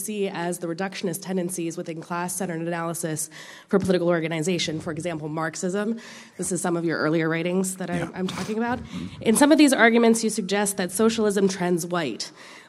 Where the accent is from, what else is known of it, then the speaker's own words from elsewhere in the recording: Appalachia, Pennsylvania, United States; I hail from Appalachia, Pennsylvania, where fracking is hell and where domestic violence is insane.